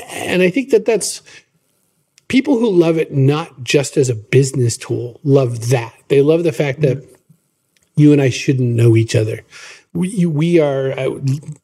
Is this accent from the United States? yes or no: yes; Maine, United States; I was born in Maine in the United States, which is a mostly rural, mostly suburban kind of a place